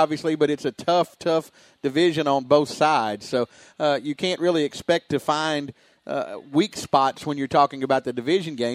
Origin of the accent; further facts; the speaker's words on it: Clarksville, Tennessee, United States; also born or lived in Hopkinsville, Kentucky; I grew up in Clarksville, was born at the hospital in Hopkinsville